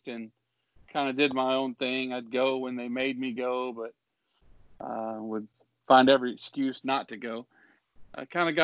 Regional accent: Mississippi, United States; the United Pentecostal Church there where I grew up in Mississippi.

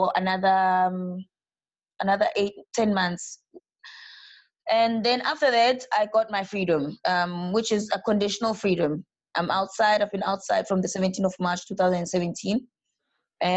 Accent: South Africa; moved away as an adult; now in Brazil; I'm from South Africa

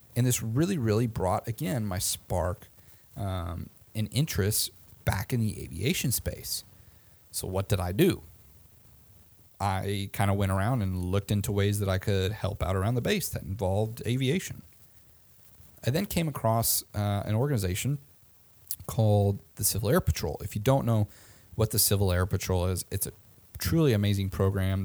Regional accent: Omaha, Nebraska, United States; I went to a school in my hometown called Creighton University

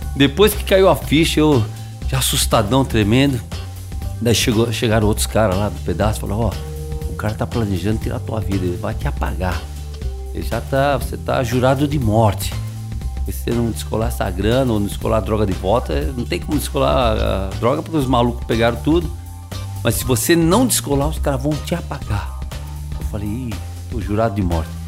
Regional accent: São Paulo, Brazil; moved away; eu sou de São Paulo, nasci em São Paulo, na capital

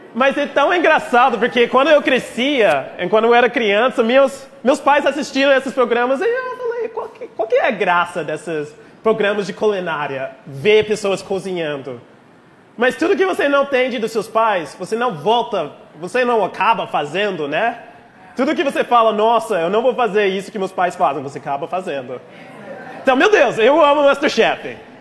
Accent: United States; accent: gringo carioca; Portuguese is a second language; moved away as an adult; also born or lived in Rio de Janeiro, Brazil; now in Brazil; Nós americanos

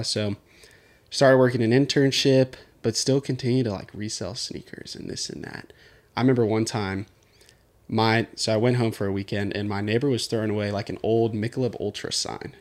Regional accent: Houston, Texas, United States; also born or lived in Katy, Texas; born and raised in Houston, Texas. Both my parents are from Netherlands

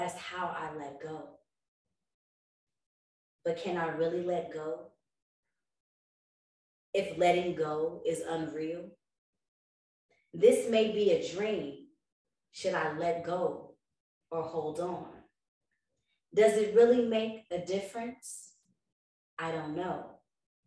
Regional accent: the Bay Area, California, United States; I'm from the Bay

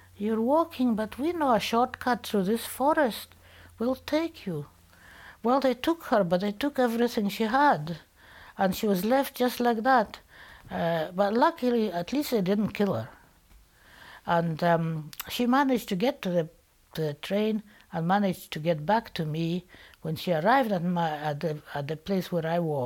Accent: Poland; English is a second language; also born or lived in Bialystok, Poland / Glasgow, Scotland; now in Scotland, United Kingdom; my letters that I wrote to her from Poland

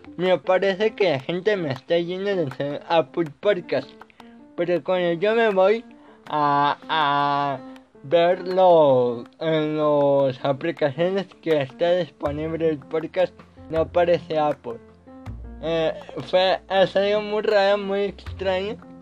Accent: Mexico; yo soy de México

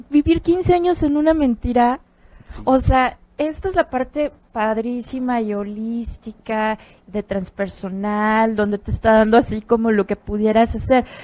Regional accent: Mexico; yo nací en México

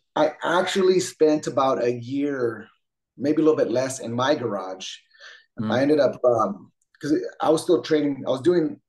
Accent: San Jose, California, United States; also born or lived in Twain Harte, California; I grew up in San Jose, uh, kind of for the most part on the east side

